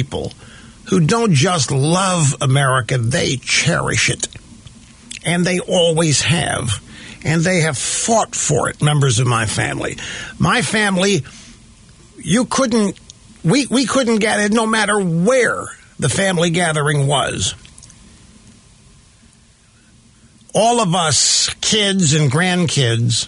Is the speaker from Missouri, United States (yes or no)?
yes; Missouri, United States; moved away; also born or lived in Sacramento / New York; I grew up in the Midwest in Missouri